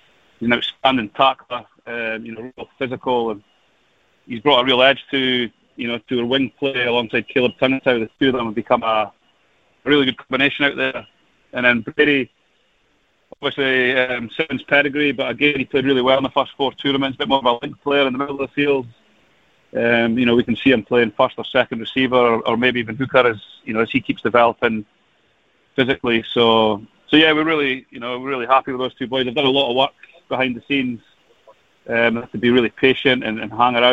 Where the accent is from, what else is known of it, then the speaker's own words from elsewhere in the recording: Scotland, United Kingdom; as a Scotsman